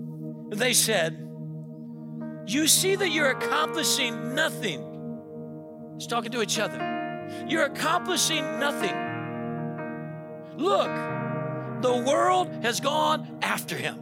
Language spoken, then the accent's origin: English; Florida, United States; moved away; I grew up in Florida